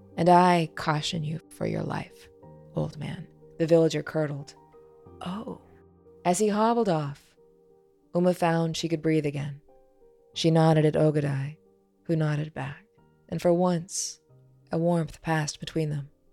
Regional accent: Midwest, United States; Growing up in the Midwest

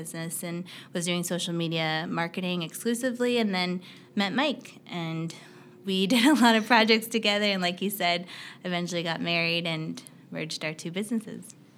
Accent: Canada; also born or lived in United States; I'm Canadian, so I, I went to school in the U S and I moved back to Canada after I graduated

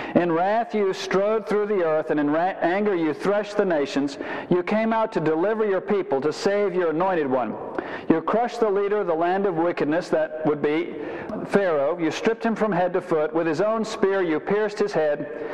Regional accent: Savannah, Georgia, United States; I'm from Savannah

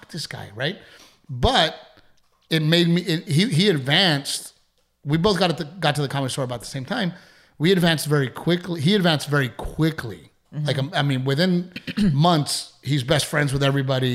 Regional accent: Portland, Texas, United States; in Corpus Christi, where we grew up in Gregory, Portland

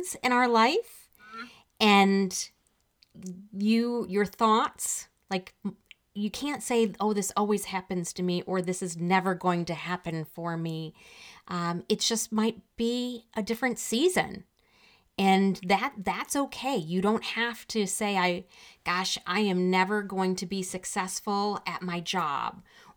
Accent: Detroit, Michigan, United States; I'm from the Detroit area

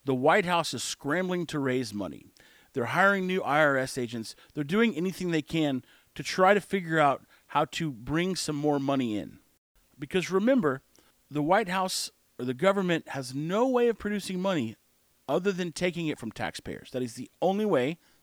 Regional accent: United States; we are American

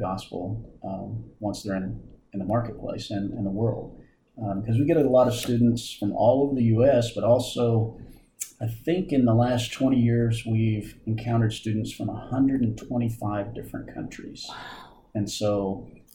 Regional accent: Searcy, Arkansas, United States; moved away as an adult; also born or lived in Texas; now in Oklahoma, United States; I'm originally from Searcy, Arkansas.

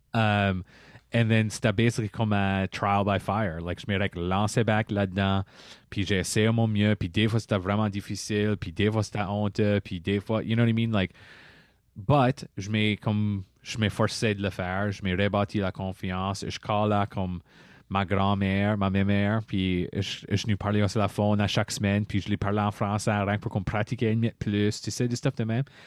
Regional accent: Par-En-Bas, Nova Scotia, Canada; Je suis un Acadien de Paramba

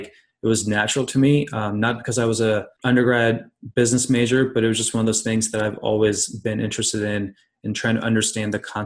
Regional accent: Columbus, Ohio, United States; now in Cincinnati, United States; I'm originally from Columbus, Ohio, but I practice in Cincinnati now.

